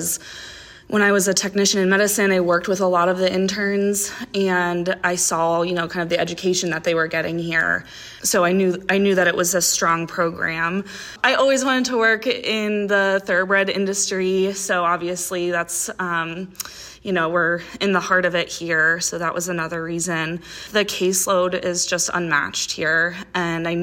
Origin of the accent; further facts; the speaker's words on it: United States; moved away as an adult; also born or lived in Virginia / Pennsylvania / Maryland / California; now in Kentucky, United States; I grew up in Virginia and Pennsylvania with steeplechase horses